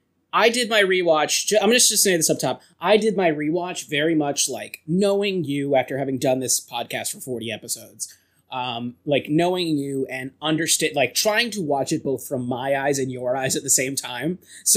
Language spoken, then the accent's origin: English; Wyoming, United States; It's like and then she's from New York and we're from Wyoming.